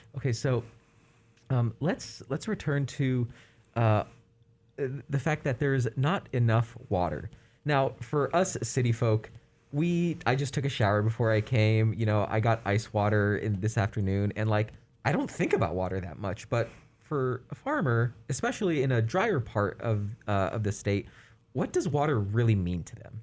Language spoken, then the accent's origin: English; California, United States; as a Californian